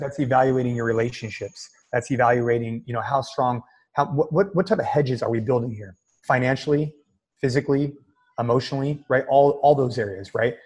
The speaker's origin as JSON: {"language": "English", "area": "Bay Area", "region": "Northern California", "country": "United States", "tie": "born or raised there", "said": "NorCal which is where I'm from. I grew up in the Bay Area"}